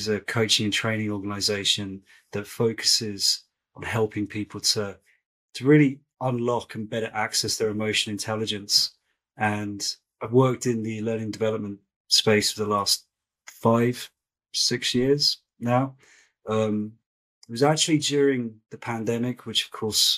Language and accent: English; Brighton, South East England, United Kingdom; I grew up in a place called Brighton